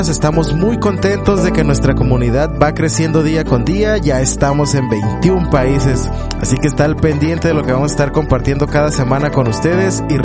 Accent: Puerto Rico; moved away as an adult; now in Mexico; Sí, bueno, ya, ya somos más mexicanos que puertorriqueños, yo creo. De hecho, mi esposa me dice que he perdido hasta el acento, según ella.

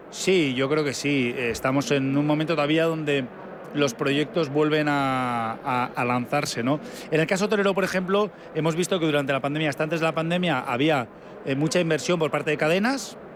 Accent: Basque Country, Spain; Encantados de que la gente venga a conocernos y además, como vascos que somos, también damos bien de comer.

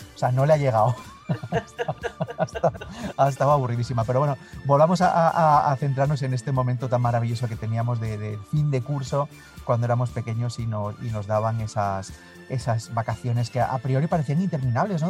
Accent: northern Spain, Spain; Los del norte Estábamos

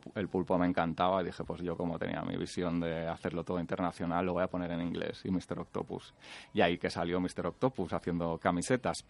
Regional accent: Valencia, Valencian Community, Spain; nací, en, nací en Valencia.

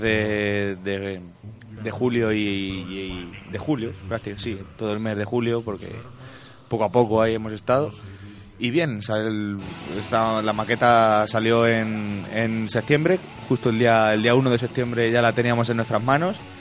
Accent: Miguel Esteban, Castilla-La Mancha, Spain; Tenemos en nuestro pueblo, si es Miguel Esteban

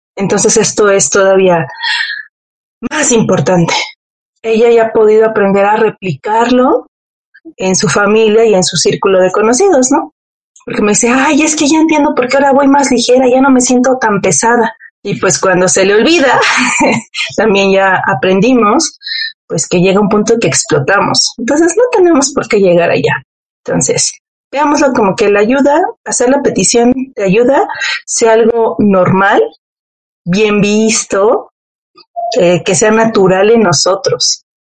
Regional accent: Mexico; como buena mexicana

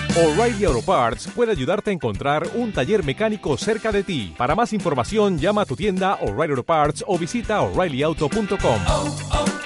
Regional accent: Chile; como chileno

